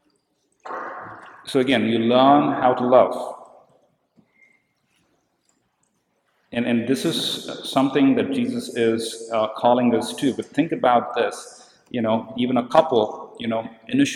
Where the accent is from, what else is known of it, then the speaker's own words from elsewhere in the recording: India; I come from India